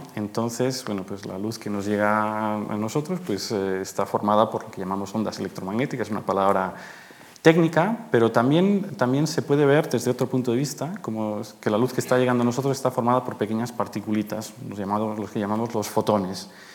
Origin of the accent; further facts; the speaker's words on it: Madrid, Community of Madrid, Spain; moved away as an adult; also born or lived in Manresa, Catalonia, Spain / Garching, Germany; now in Germany; soy, manresano, catalán de nacimiento, pero a los nueve años me vine a vivir a Madrid porque mis padres, los destinaron aquí y desde entonces pues, eh, soy un madrileño adoptado